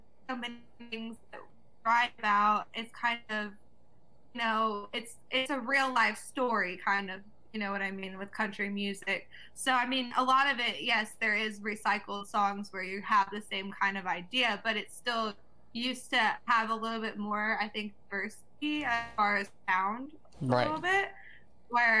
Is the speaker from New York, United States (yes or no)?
no; Avalon, California, United States; also born or lived in Atlanta, Georgia; I grew up off of the coast of Long Beach, California